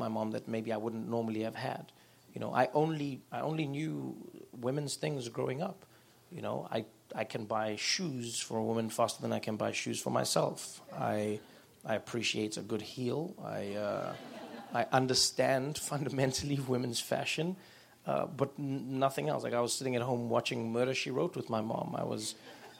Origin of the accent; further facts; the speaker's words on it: Soweto, Gauteng, South Africa; growing up in South Africa, especially during the apartheid years, meant that for the most part you lived in a matriarchal society if you were a person of color